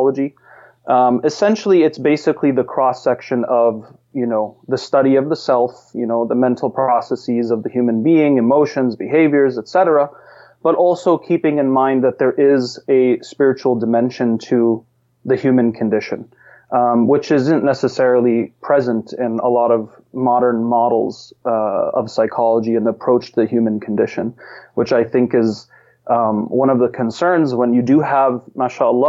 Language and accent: English; Massachusetts, United States; I was born and raised in Massachusetts.